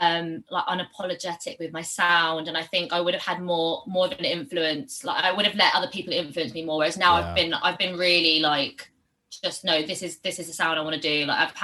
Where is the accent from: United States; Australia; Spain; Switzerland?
Spain; Barcelona, Catalonia; now in London, United Kingdom; So, well, I've moved around a lot. I'm not from London originally, but I have lived here for like 10 years now. But I grew up in Barcelona as well. I'm half Spanish.